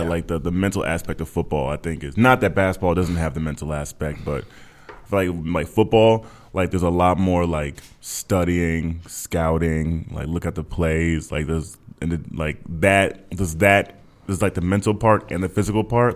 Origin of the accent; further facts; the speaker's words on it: Minnesota, United States; now in Texas, United States; I was from from Minnesota, but I live in Texas now